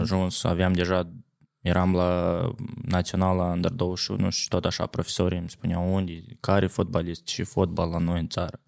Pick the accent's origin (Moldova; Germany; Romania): Moldova; Cahul, Cahul District; now in Jerusalem, Israel; am crescut la Cahul